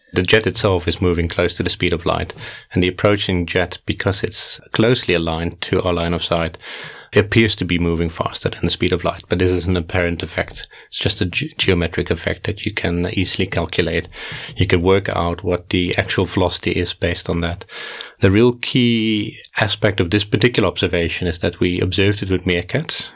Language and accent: English; Netherlands; moved away as an adult; also born or lived in South Africa; now in Cape Town, South Africa; So I grew up in the Netherlands, did my first degree in the University of Groningen